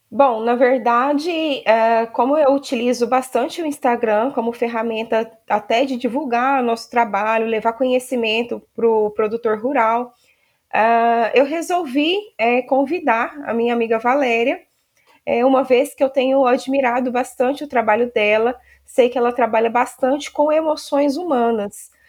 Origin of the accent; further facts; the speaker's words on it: Uberaba, Minas Gerais, Brazil; sou aqui de Uberaba e tenho viajado por todo o estado de Minas